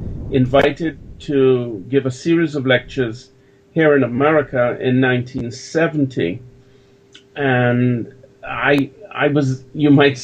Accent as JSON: {"language": "English", "country": "Jamaica", "moved": "yes", "said": "I'm a Jamaican"}